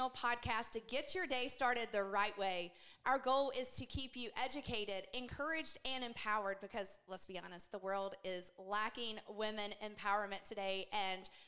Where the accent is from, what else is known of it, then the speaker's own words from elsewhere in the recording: Kings Mountain, North Carolina, United States; I'm from Kings Mountain, North Carolina